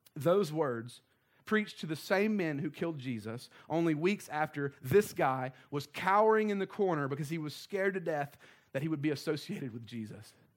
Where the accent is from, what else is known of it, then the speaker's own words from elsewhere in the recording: the South, United States; we were raised in the South